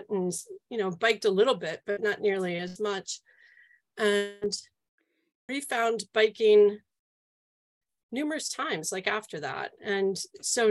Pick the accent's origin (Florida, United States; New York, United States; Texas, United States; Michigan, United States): New York, United States; outside New York City, United States; now in New Jersey, United States; I grew up outside of New York City in New York State and what was called upstate then, but it's not very far upstate